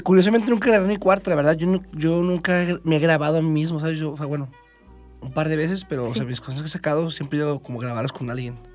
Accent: Chihuahua, Mexico; now in Mexico City, Mexico; yo soy de Chihuahua

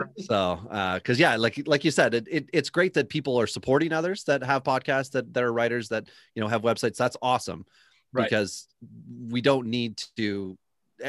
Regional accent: Northern Ontario, Canada; That's Northern Ontario

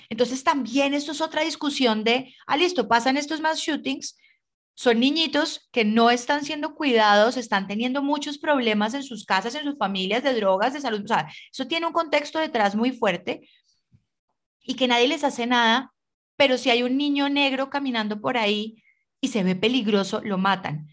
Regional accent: Colombia; nosotros como colombianos tenemos mucha familia

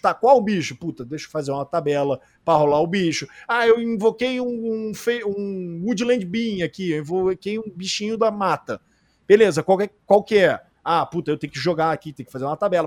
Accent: Rio de Janeiro, Brazil; a gente é carioca

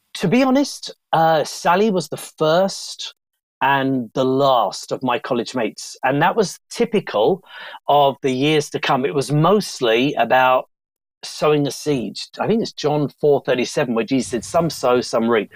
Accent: Bromley, London, United Kingdom; moved away; also born or lived in India; I'm from Bromley, southeast London.

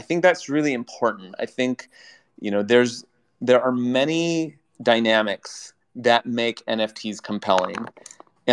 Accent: United States; I'm an American

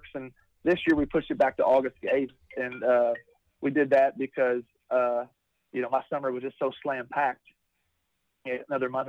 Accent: Taylorsville, Kentucky, United States; my hometown in Kentucky

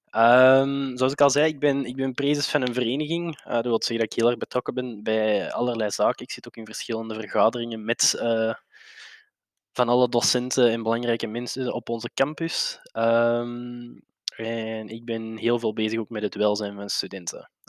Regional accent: Brasschaat, Flanders, Belgium; Eh, ik ben een boy uit de Brass Ghetto. Niet dat ik er blij mee ben, maar het is zo, helaas.

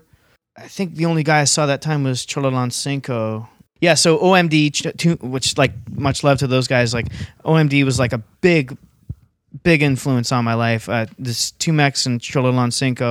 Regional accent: London, Ontario, Canada; moved away as an adult; also born or lived in Halifax, Nova Scotia; I grew up in London, like going to hardcore punk shows

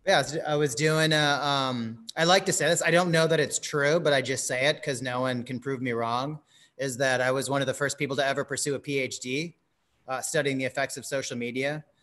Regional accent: New York, United States; now in Atlanta, United States; I'm from New York, but we jumped out, and I'm in Atlanta right now.

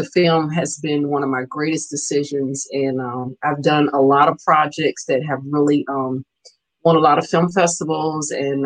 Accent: Tampa, Florida, United States; now in Richmond, United States; I'm from originally from Tampa, Florida. I've been in Richmond about 34 years

